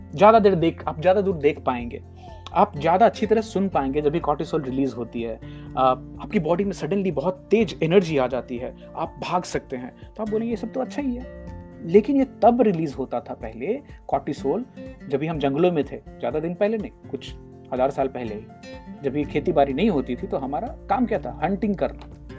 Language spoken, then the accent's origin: Hindi; Jagdishpur, India; moved away; हमारे गांव में जगदीशपुर